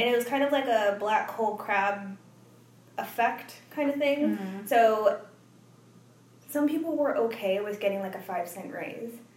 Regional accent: Tucson, Arizona, United States; moved away; pretty much was born and raised in Tucson, Arizona

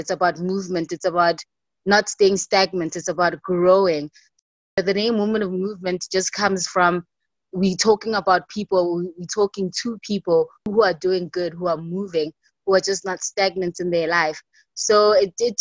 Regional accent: Soweto, Gauteng, South Africa; I'm born and bred in Soweto, in Gauteng.

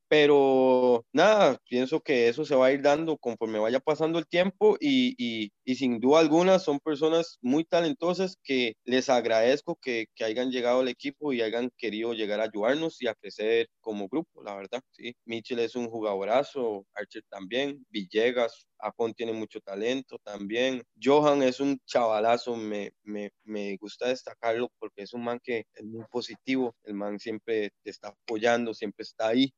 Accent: Siquirres, Limón, Costa Rica; mi pueblo

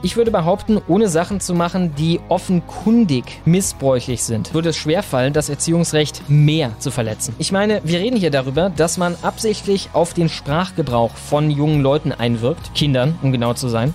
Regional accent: Krefeld, North Rhine-Westphalia, Germany; Ich komme zwar nicht aus Hagen, sondern aus Krefeld, aber ich war da auch auf dem Ricarda Hochgymnasium

